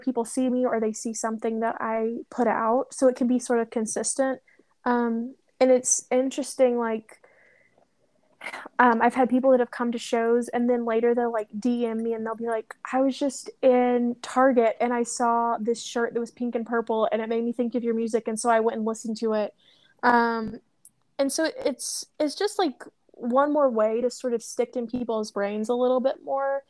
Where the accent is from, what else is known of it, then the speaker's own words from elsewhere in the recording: Knoxville, Tennessee, United States; I grew up right outside Knoxville in East Tennessee